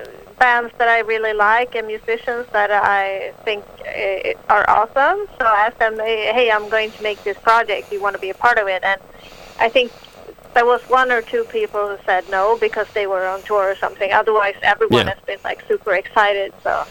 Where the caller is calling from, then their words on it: Stockholm, Stockholm County, Sweden; I'm calling from Stockholm, Sweden. It's 10 o'clock in the evening right now.